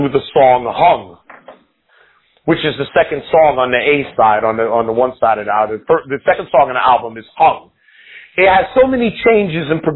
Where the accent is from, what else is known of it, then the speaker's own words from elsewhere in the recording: New York, United States; growing up in New York